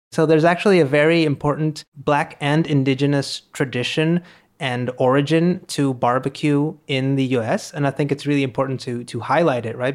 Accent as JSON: {"language": "English", "town": "Monterrey", "region": "Nuevo León", "country": "Mexico", "tie": "born or raised there", "said": "We're recording this in Monterrey, in my hometown"}